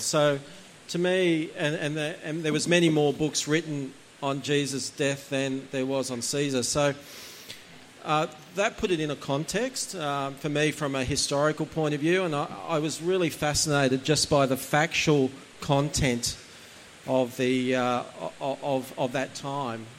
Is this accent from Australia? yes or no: yes; Gosford, New South Wales, Australia; also born or lived in Umina Beach, New South Wales / Indonesia / Hong Kong / Vietnam; I was born in Gosford Hospital